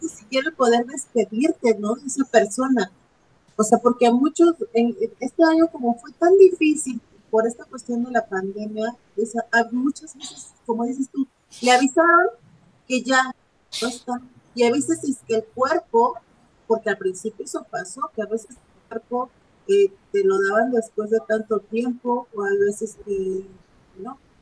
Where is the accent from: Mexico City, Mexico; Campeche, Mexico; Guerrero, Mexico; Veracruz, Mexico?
Guerrero, Mexico; yo que soy del estado de Guerrero